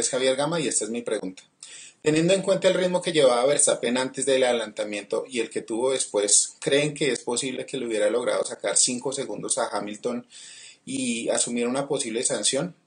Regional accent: Bogotá, Bogotá Capital District, Colombia; now in Melbourne, Australia; yo soy de Bogotá, Colombia, vivo actualmente en Melbourne.

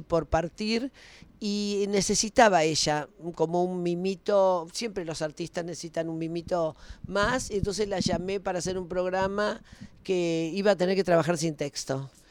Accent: Argentina; siempre fui profeta en mi tierra.

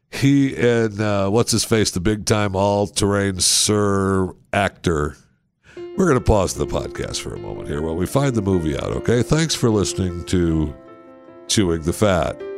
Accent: Texas, United States; I'm from Texas.

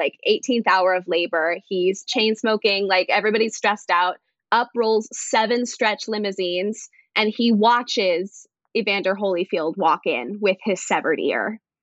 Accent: North Las Vegas, Nevada, United States; also born or lived in Missouri; now in New York, United States; I grew up mainly in North Las Vegas

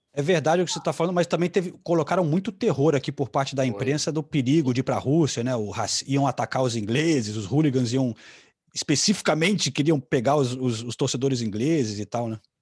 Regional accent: London, United Kingdom; also born or lived in Brazil; onde eu cresci aqui no norte de Londres, indo para a escola

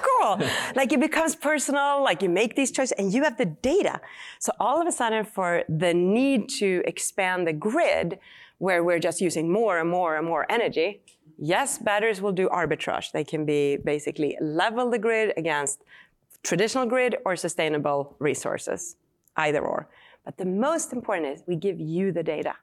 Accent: Sweden; English is a second language; moved away as an adult; now in United States; I grew up in Sweden

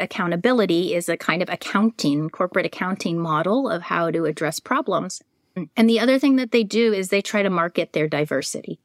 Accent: San Francisco, California, United States; I'm also a native of San Francisco, California

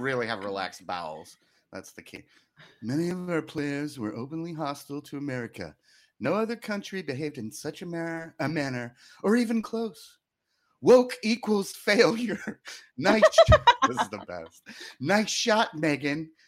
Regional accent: the South, United States; I grew up in the South among a lot of con, conservatives

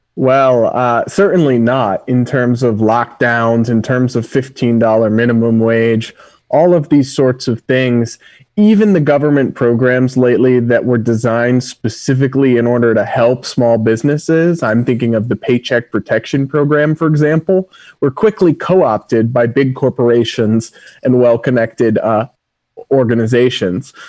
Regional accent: Massachusetts, United States; the biggest public school in my home state of Massachusetts

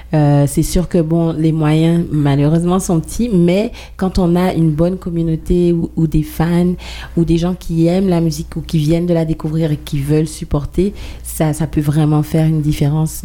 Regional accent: Guadeloupe; now in Montreal, Canada; je viens de la Guadeloupe, mais j'habite à Montréal depuis plus de 16 ans.

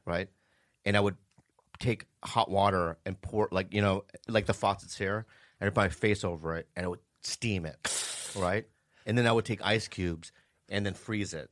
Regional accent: San Diego, California, United States; I grew up in San Diego

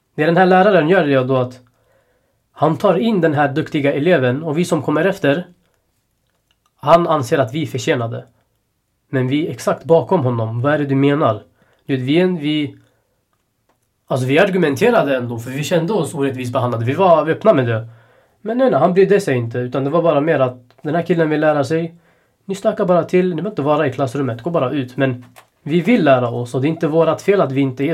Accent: Sweden; Jag är ändå född i Sverige

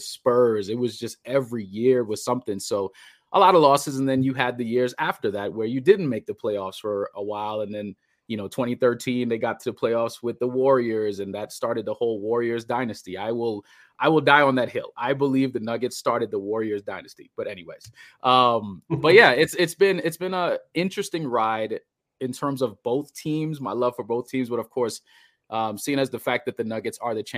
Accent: Trinidad & Tobago; moved away; also born or lived in Bahamas; I went to high school in the Bahamas, but I'm originally from Trinidad.

